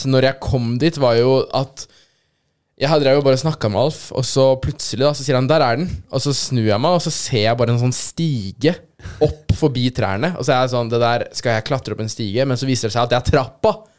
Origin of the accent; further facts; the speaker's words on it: Aurskog, Akershus, Norway; moved away; jeg er jo fra Aurskog, egentlig. Aurskog-Høland kommune.